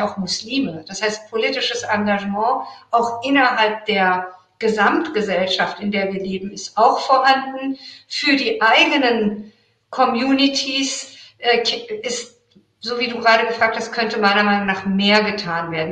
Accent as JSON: {"language": "German", "country": "Iran", "moved": "yes", "said": "ich bin Iranerin"}